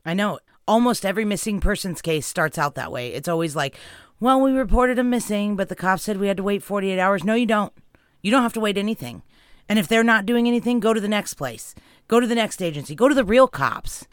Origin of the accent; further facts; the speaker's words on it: California, United States; where we grew up in California